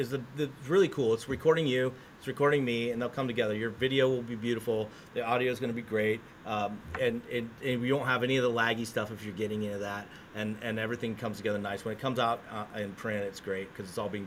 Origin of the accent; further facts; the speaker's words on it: United States; I'm an American